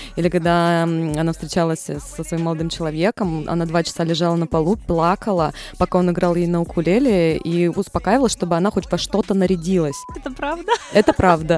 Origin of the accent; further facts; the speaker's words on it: Magadan, Magadan Oblast, Russia; also born or lived in Belgorod; now in Saint Petersburg, Russia; я родилась в Магадане, пять лет я потом училась, жила в Белгороде и переехала в Санкт-Петербург